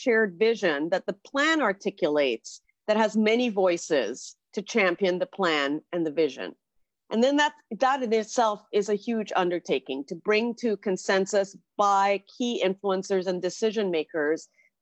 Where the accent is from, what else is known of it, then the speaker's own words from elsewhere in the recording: Trinidad & Tobago; moved away as an adult; now in Toronto, Canada; I was born in Trinidad in the Caribbean, came to Toronto to do university and stayed.